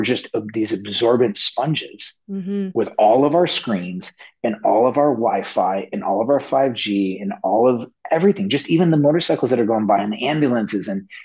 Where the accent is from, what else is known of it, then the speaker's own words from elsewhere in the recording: Las Vegas, Nevada, United States; moved away as an adult; also born or lived in Del Mar; I grew up in Las Vegas